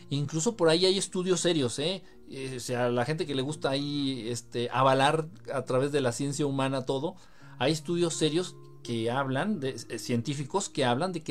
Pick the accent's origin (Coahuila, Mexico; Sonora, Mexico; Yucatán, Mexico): Sonora, Mexico; Oye, yo soy de Sonora, al ladito de Hermosillo. Hoy llegamos a 49 grados.